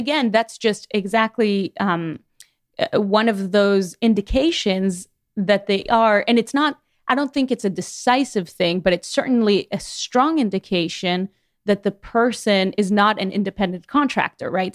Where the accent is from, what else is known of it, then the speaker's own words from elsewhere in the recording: Miami, Florida, United States; moved away as an adult; now in Chattanooga, United States; I'm from Miami